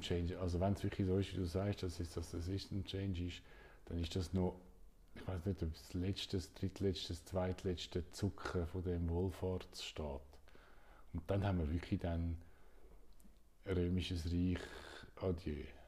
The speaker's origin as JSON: {"language": "German", "country": "Switzerland", "said": "in der Schweiz"}